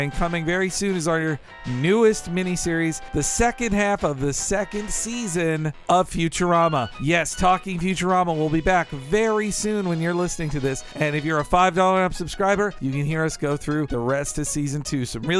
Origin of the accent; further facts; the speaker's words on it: Florida, United States; Where I grew up in Florida